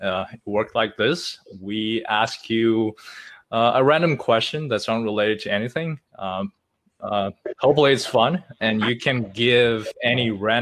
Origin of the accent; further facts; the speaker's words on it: China; I'm from China